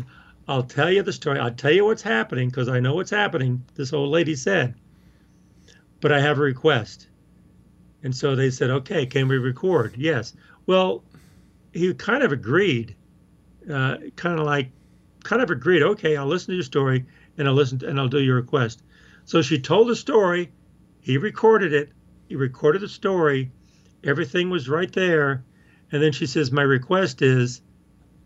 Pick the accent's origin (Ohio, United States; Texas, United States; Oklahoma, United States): Oklahoma, United States; Hominy; I grew up in Oklahoma, this small town in Oklahoma, Hominy, Oklahoma